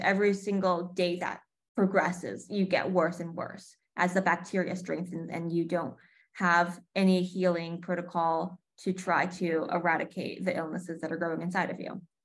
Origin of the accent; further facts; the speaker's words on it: New York, United States; also born or lived in Connecticut / Bay Area, California; now in Los Angeles, United States; I grew up in New York, then moved to Connecticut, and then the Bay Area.